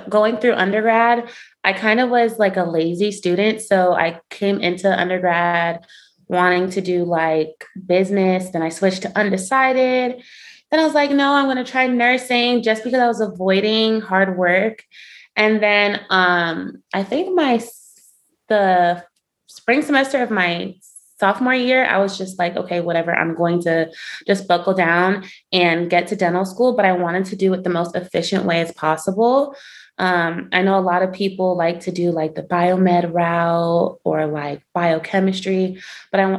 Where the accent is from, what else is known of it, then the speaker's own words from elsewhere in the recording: Miami, Florida, United States; I'm from Miami, Florida, and for undergraduate, I went to the University of Central Florida